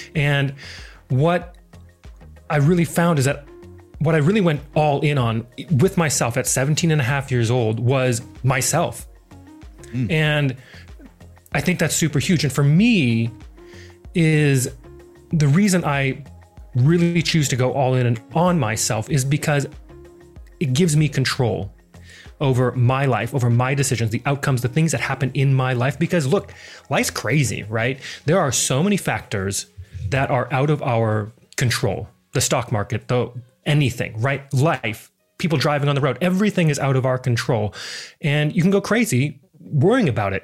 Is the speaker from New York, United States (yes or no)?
no; Missoula, Montana, United States; moved away as an adult; now in Adelaide, Australia; I am originally from Missoula, Montana. Not a lot of people come from Montana. I think the whole state, it's like the fourth largest state, and I think we still have less than a million people in that entire state. It's crazy, but beautiful little town that I grew up in.